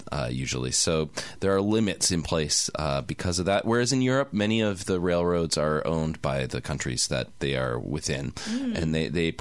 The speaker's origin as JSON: {"language": "English", "country": "Canada", "said": "I'm a Canadian."}